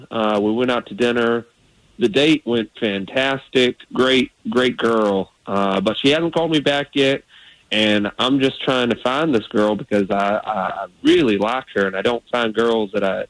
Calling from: Sanford, United States; I'm from Sanford.

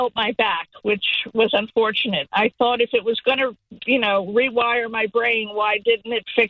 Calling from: Fort Myers, Florida, United States; also born or lived in San Diego, United States; I'm calling from Fort Myers.

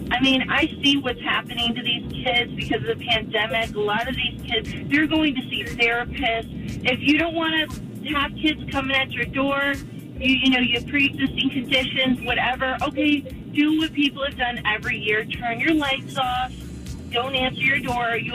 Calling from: Palm Bay, Florida, United States; calling from Palm Bay

